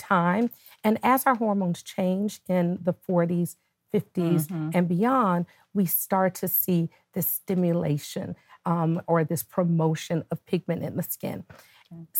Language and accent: English; Nashville, Tennessee, United States; moved away as an adult; now in Atlanta, United States; I am originally from Nashville, Tennessee